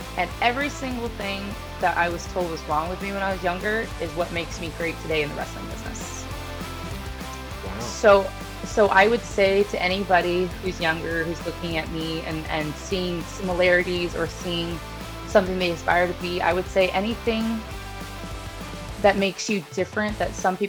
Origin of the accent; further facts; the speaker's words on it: Painesville, Ohio, United States; now in Florida, United States; I'm from Painesville, Ohio